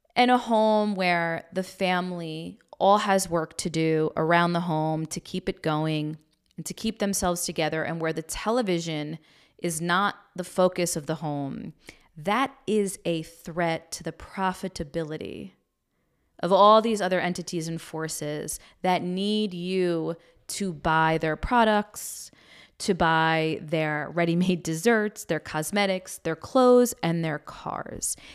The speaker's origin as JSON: {"language": "English", "country": "United States", "tie": "born or raised there", "said": "We grew up right outside New York City, in a suburb outside New York City"}